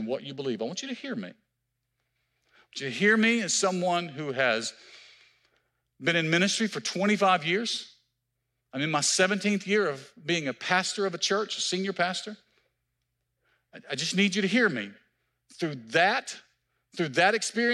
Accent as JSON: {"language": "English", "region": "Mississippi", "country": "United States", "moved": "yes", "lives_now": "Marietta, United States", "said": "I'm from Mississippi"}